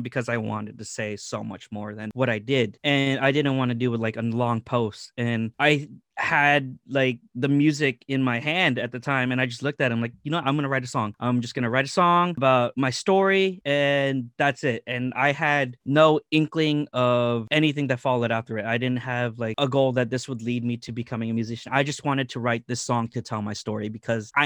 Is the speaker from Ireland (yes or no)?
no; Philippines; I'm Filipino